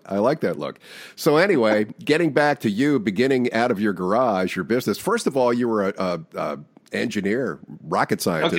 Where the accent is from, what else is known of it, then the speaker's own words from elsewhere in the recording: Bowie, Maryland, United States; moved away as an adult; also born or lived in Baltimore, Maryland / Virginia; I was born in Baltimore, raised between Baltimore and Washington in a town called Bowie, and then went back to Baltimore to go to college